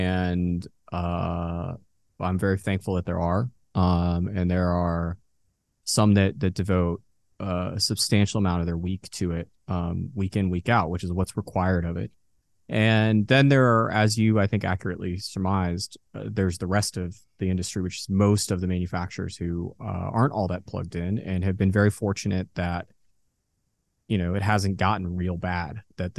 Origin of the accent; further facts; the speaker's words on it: Dallas, Texas, United States; also born or lived in Boston; I grew up in Dallas. I was born in Boston, but I've been here since 99.